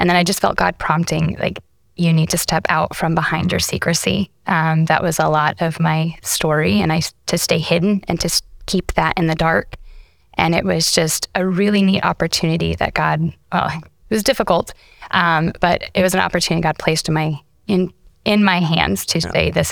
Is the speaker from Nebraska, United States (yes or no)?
yes; Nebraska, United States; I was raised in Nebraska in a small little town. Shout out to Chimney Rock peeps. That's my hometown.